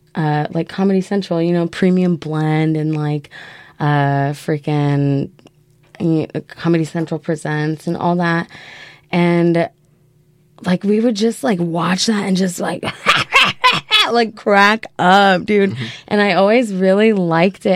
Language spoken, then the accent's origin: English; Yucaipa, California, United States; moved away as an adult; also born or lived in San Jose, California / Baltimore, Maryland; now in Portland, United States; Yucaipa, California okay. is where I lived um, from when I was a child until I was like 11